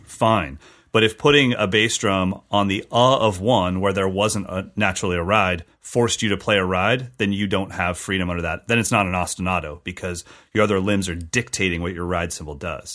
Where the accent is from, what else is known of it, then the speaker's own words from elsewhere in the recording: California, United States; as a Californian kid